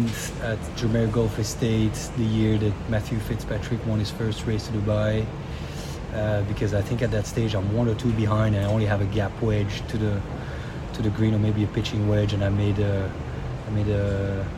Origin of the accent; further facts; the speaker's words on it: Brussels, Brussels-Capital Region, Belgium; I was born and raised in the middle of Brussels, the capital of Belgium